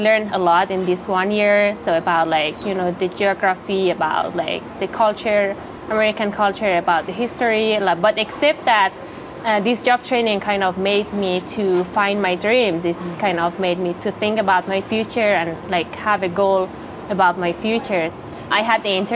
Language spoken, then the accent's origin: English; Iran; also born or lived in Afghanistan; now in Clarkston, United States; I am originally from Afghanistan, but was born in Iran as a refugee